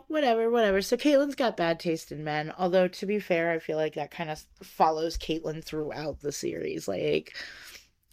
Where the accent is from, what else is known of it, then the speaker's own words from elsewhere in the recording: United States; as an American